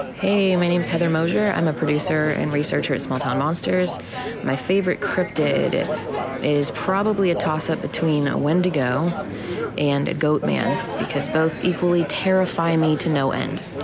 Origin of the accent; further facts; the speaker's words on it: Louisville, Kentucky, United States; I'm from Louisville, Kentucky.